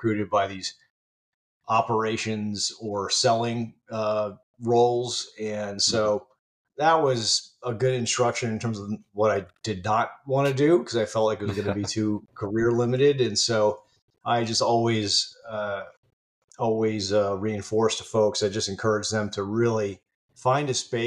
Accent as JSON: {"language": "English", "region": "Virginia", "country": "United States", "tie": "born or raised there", "said": "I grew up in Virginia"}